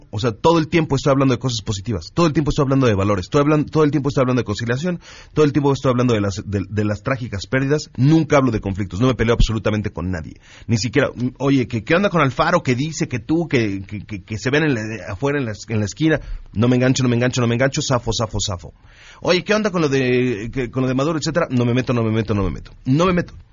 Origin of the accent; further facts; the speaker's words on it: Mexico; y lo digo, y lo digo como ciudadano mexicano